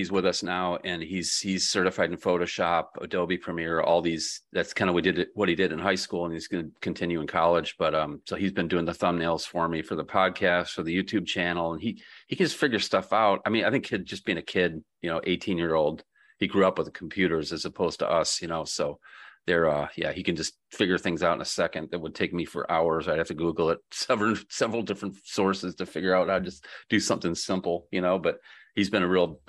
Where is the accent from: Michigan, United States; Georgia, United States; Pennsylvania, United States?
Michigan, United States; Grand Rapids; born there; In March next year, they're having it in Grand Rapids where I was born.